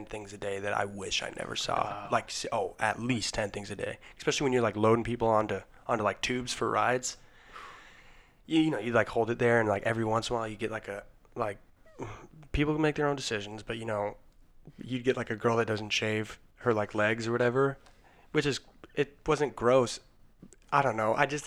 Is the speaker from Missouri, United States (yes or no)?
no; Colorado, United States; I'm from Colorado